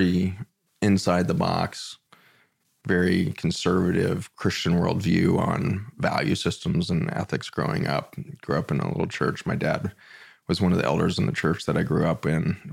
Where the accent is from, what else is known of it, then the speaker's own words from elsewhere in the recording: Boulder, Colorado, United States; So born and raised in Boulder, Colorado, all the way through public school, kindergarten through high school.